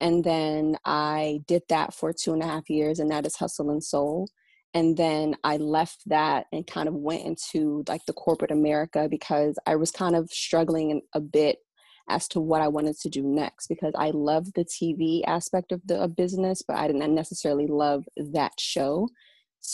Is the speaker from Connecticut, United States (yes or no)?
no; Washington, D.C. area, Maryland, United States; moved away as an adult; now in New York City, United States; So I was raised in Maryland. My mom and my dad are both of Nigerian descent, but we were raised in the Washington, D.C. area